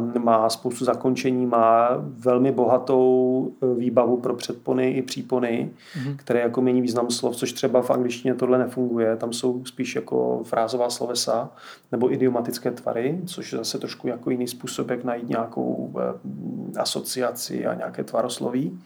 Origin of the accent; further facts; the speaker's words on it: Moravia, Czechia; já jsem z Moravy